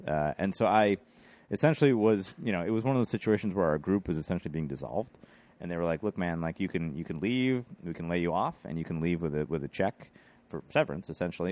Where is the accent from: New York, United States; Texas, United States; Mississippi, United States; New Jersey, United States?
New York, United States; Rochester; also born or lived in West Village, New York; now in New York City, United States; I'm from Rochester, New York, uh, kinda born and bred up there.